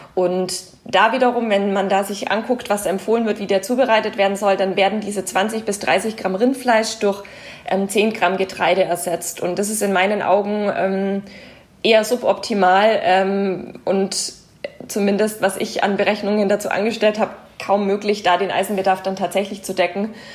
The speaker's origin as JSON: {"language": "German", "country": "Germany", "said": "bei uns in Deutschland"}